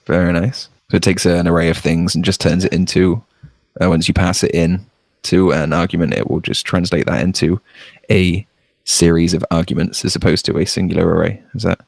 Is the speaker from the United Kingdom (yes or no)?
yes; United Kingdom; as a Brit